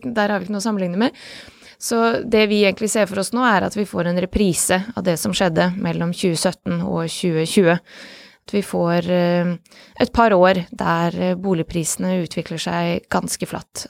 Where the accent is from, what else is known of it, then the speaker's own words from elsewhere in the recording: Bosnia & Herzegovina; now in Norway; mitt hjemland Bosnia.